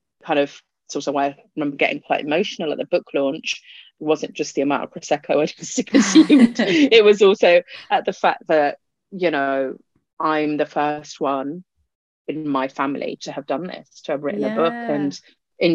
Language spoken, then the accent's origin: English; United Kingdom; first language Punjabi; English is a second language; being British Asian is like a kind of different culture of its own